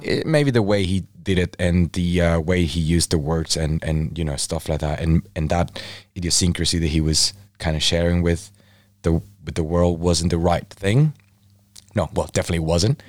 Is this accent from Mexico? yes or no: yes; Mexico; now in United Kingdom; I'm from Mexico, originally from Mexico.